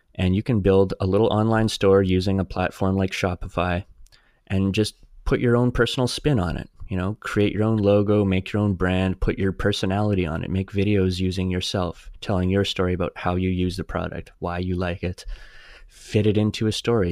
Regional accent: Saskatchewan, Canada; growing up in Saskatchewan

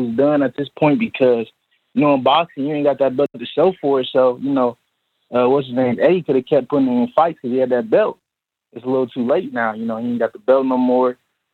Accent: Ohio, United States; now in New York, United States; I'm from Ohio, but I'm living in New York right now.

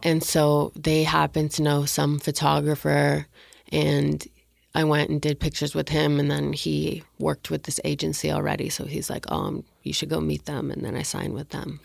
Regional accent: Canada; moved away as an adult; now in Los Angeles, United States; I'm from Canada and, like, I had just moved to L A.

